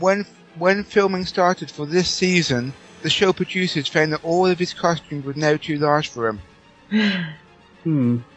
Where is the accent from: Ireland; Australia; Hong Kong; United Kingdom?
United Kingdom; I'm British